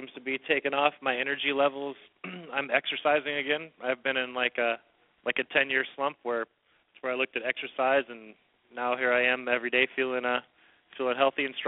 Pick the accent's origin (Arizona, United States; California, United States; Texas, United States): California, United States; Redwood City; I'm from Redwood City, California